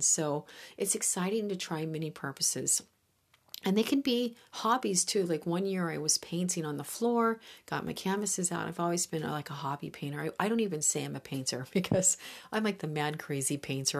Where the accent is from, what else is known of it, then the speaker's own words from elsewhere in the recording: Midwest, United States; moved away; I grew up with some spectacular lakes in the Midwest